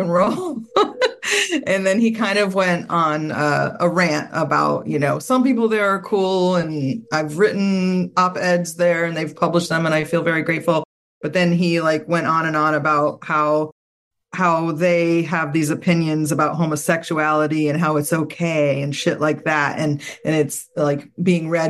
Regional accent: Southern Maryland, United States; who I grew up with in Southern Maryland

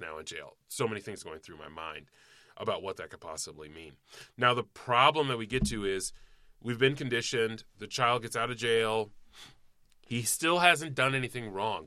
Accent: Cobb County, Georgia, United States; there was a lot of fucking rampant racism where I grew up in Cobb County, Georgia

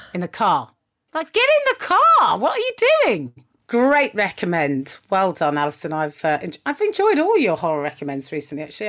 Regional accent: United Kingdom; as a British person

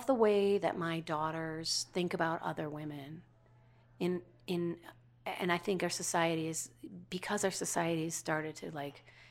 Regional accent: Minnesota, United States; moved away; I came from Minnesota

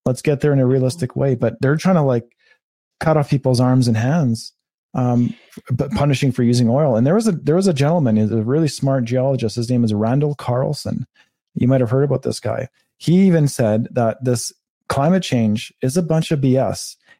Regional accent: Canada; And as a Canadian, I've never seen this country like this

